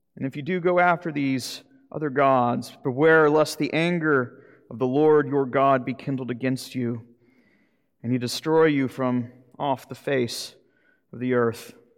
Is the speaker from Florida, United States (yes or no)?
yes; Jacksonville, Florida, United States; moved away; the old farm league back in my hometown in Jacksonville, Florida